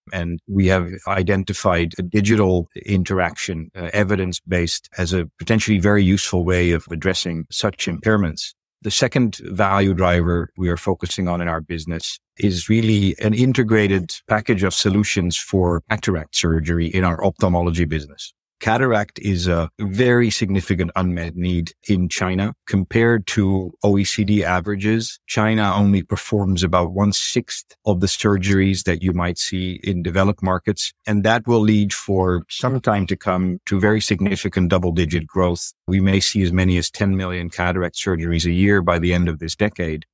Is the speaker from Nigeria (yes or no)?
no; Netherlands; moved away as an adult; also born or lived in United Kingdom / New York City, United States; now in Asia; I'm originally from Europe. I'm a native of the Netherlands